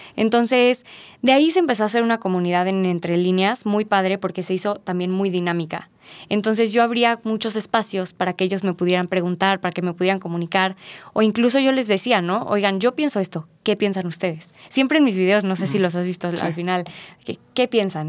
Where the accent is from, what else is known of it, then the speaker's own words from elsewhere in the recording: Mexico; nosotros como mexicanos